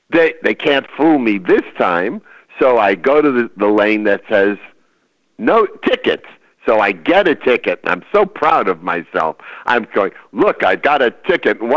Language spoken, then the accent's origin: English; California, United States; I'm from California. Who the hell built this road?